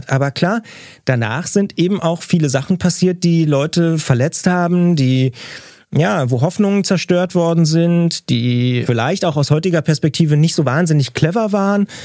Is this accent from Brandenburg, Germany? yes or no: yes; Brandenburg, Germany; Und dann gibt's aber auch irgendwo in Brandenburg, ich darf das sagen als Brandenburger, in Wiesenburg oder so eine Initiative